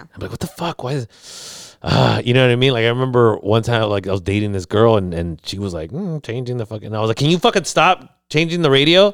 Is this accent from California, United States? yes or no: yes; San Diego, California, United States; I'm from San Diego